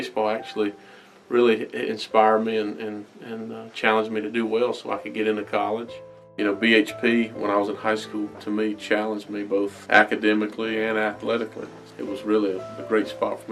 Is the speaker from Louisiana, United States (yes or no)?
no; Belton, South Carolina, United States; growing up in Belton, it was awesome, small town